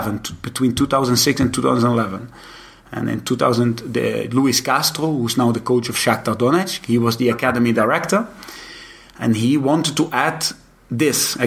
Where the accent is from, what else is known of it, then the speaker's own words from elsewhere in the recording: Netherlands; moved away as an adult; I come from Holland